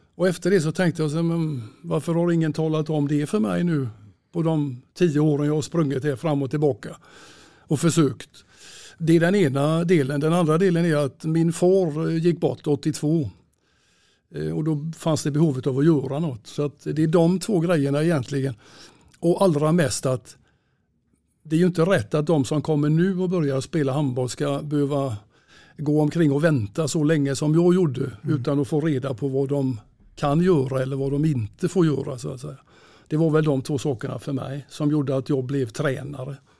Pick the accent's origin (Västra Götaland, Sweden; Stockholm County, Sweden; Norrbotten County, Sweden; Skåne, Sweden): Västra Götaland, Sweden; Gothenburg; Jag är född i Göteborg och uppväxt i Kortedala